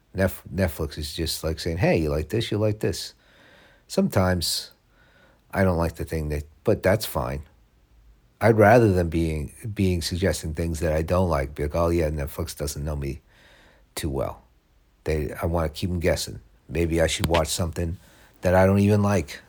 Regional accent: United States; also born or lived in Los Angeles, California; I'm American

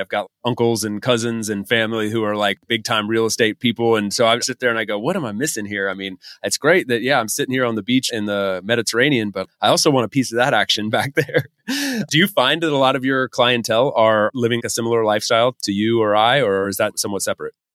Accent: United States; moved away as an adult; as an American guy

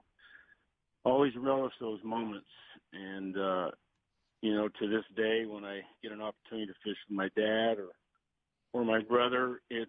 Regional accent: New York, United States; growing up in Yankee Stadium, when we go down to Florida every year

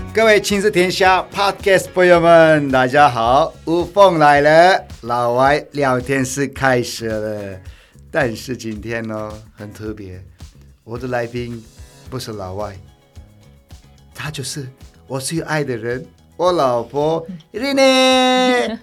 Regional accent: Turkey; Chinese is a second language; now in Taiwan; 我土耳其人在拜拜是清真寺嘛

